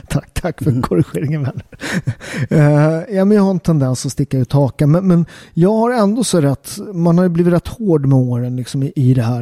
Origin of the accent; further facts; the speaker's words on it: Sweden; jag är katolik men jag är uppväxt i Sverige